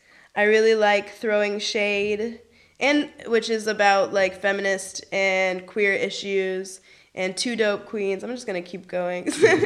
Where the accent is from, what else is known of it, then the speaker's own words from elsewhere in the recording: Berlin, Germany; English is a second language; where are you from? And I'm like, Berlin. A, they'd tell me my English is really good.